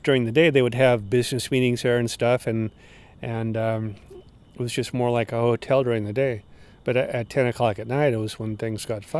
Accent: Oregon, United States; moved away; growing up in Oregon, I had never met or never knowingly met a gay person

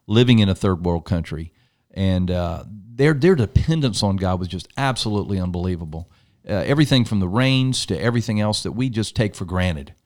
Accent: United States; I am American

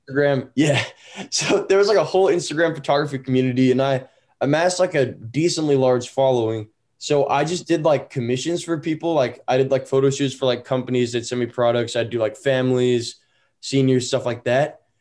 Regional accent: Danville, California, United States; also born or lived in Walnut Creek, California; now in Utah, United States; I grew up in Northern California, but I'm currently based in Utah

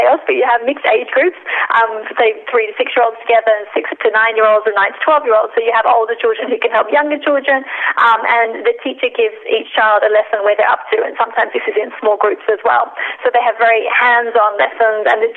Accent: Australia; moved away as an adult; now in Amsterdam, Netherlands; I'm based here in Amsterdam. I'm originally from Australia.

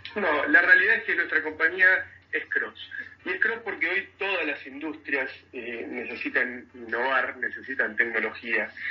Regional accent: Mar del Plata, Buenos Aires Province, Argentina; yo nací en Mar del Plata

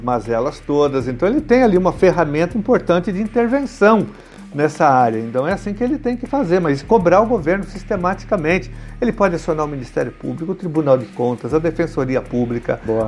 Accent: São Paulo, Brazil; nós somos da mesma região da Zona Sul, vamos pegar Santo Amaro

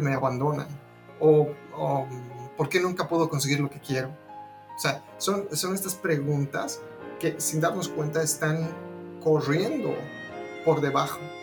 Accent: La Paz, Bolivia; now in Austin, United States; Yo soy de La Paz, Bolivia, a pesar de que muchos años que ya no vivo allá. Actualmente estoy en Austin, Texas.

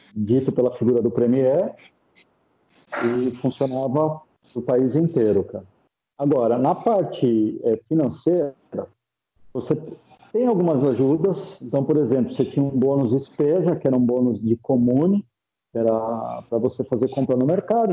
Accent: Jundiaí, São Paulo, Brazil; moved away as an adult; now in Italy; da região de onde eu venho, em específico é, de Jundiaí

